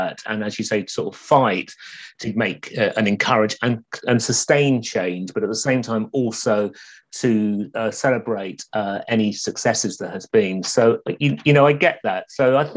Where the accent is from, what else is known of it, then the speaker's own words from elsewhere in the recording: London, United Kingdom; also born or lived in Essex; growing up in London or the Essex borders in the 70s